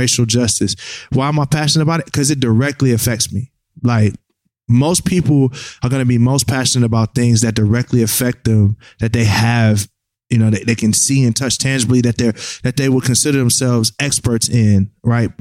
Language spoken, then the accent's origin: English; Michigan, United States; I'm from Michigan